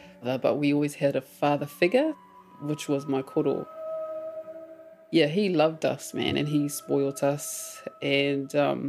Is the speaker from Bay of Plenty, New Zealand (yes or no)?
yes; Ruatoki, Bay of Plenty, New Zealand; first language Māori; English is a second language; I grew up in a Māori bubble, that's how I describe it, really. Kohanga reo, reo ruatoki, and ruatoki school as well. Very privileged to have that upbringing and to be raised in a Māori, rural Māori community where going to the marae was normal, hearing te reo Māori was normal.